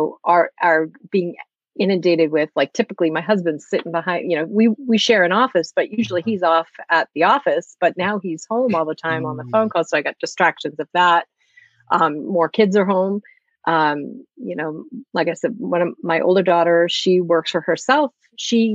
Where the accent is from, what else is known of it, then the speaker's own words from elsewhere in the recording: Massachusetts, United States; I'm from Massachusetts, just like Brian